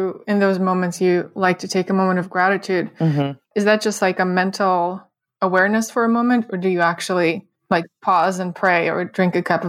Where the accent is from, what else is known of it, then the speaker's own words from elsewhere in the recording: Russia; moved away; we both are immigrants. So yeah. We have some things in common with that. You're from Canada, I'm from Russia.